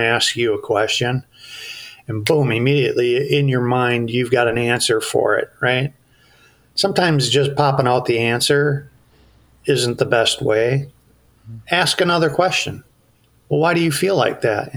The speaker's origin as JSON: {"language": "English", "region": "Iowa", "country": "United States", "tie": "born or raised there", "also_born_or_lived": "Eden Prairie, Minnesota", "moved": "yes", "lives_now": "Bemidji, United States", "said": "I grew up in Iowa."}